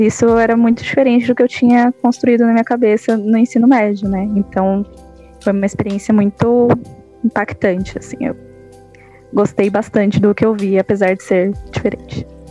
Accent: São Caetano do Sul, São Paulo, Brazil; eu sou de São Caetano

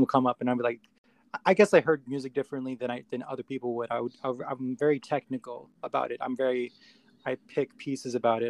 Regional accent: New York City, New York, United States; also born or lived in Queens / Poconos, Pennsylvania; I was born in the Bronx, and uh, I moved a lot. Um, so I was raised in different places, but primarily prim- primarily the Bronx

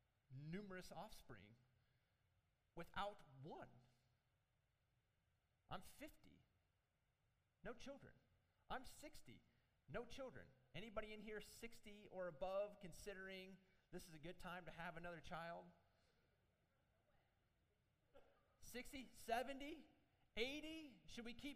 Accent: United States

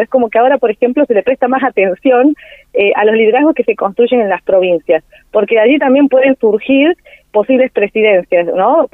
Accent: Río Gallegos, Santa Cruz, Argentina; also born or lived in Río Cuarto, Argentina / Córdoba, Argentina; now in Villa María, Argentina; mi ciudad natal, en Río Gallegos

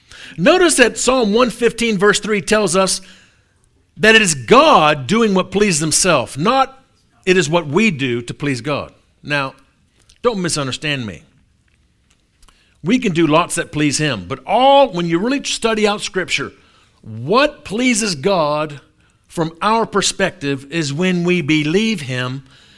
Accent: New Orleans, Louisiana, United States; So I'm from New Orleans.

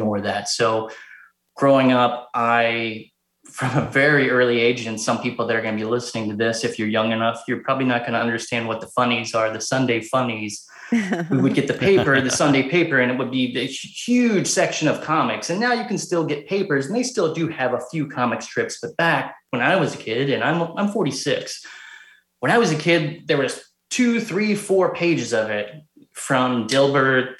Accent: Cincinnati, Ohio, United States; born and raised in Cincinnati, Ohio

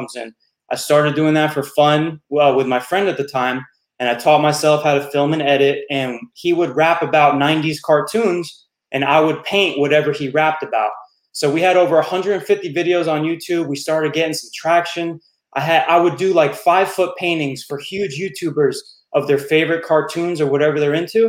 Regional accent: West Milford, New Jersey, United States; moved away as an adult; also born or lived in Florida; I was born and raised in Jersey

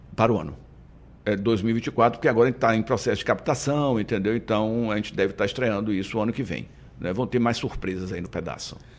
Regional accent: Salvador, Bahia, Brazil; Eu fui para Pituba com três anos de idade, né? Minha família morava na Piedade e veraneava na Pituba. Com três anos, minha mãe resolveu morar na Pituba. Então, minha infância foi uma delícia na Pituba

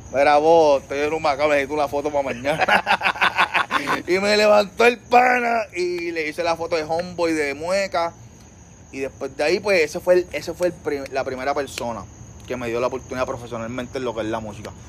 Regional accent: Trujillo Alto, Puerto Rico; yo soy un muchachito de Trujillo Alto. Nacido y criado allá en Trujillo Alto

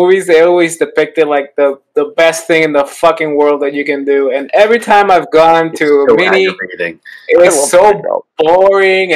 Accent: Puerto Rico; I'm from Puerto Rico

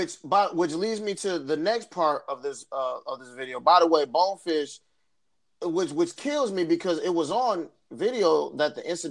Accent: Flint, Michigan, United States; we are from Flint, Michigan.

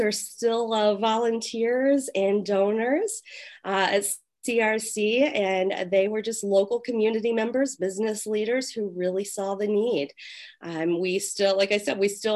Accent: Ohio, United States; moved away as an adult; now in Chicago, United States; I'm actually originally from Ohio, but I've been in Chicagoland for 15 years

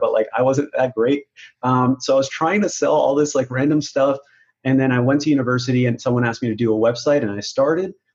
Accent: Pakistan; moved away; I was born in Pakistan and that's how we were raised

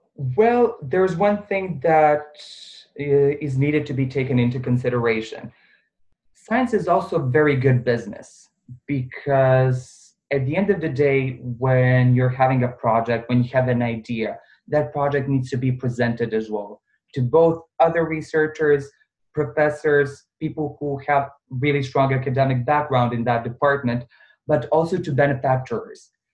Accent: Bosnia & Herzegovina; also born or lived in Serbia; now in Dubai, United Arab Emirates; originally I'm from Bosnia

